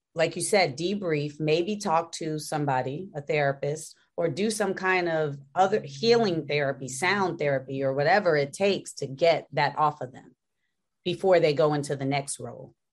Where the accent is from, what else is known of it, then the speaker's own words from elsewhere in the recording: Gary, Indiana, United States; moved away as an adult; people from Gary, Indiana, we are from a place